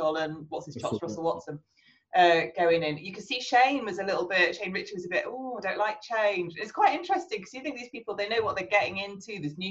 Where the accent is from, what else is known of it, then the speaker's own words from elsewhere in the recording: Wales, United Kingdom; growing up in Wales